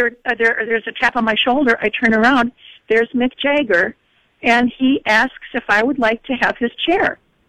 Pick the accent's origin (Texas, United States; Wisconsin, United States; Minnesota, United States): Minnesota, United States; moved away; I'm still a girl from Minnesota.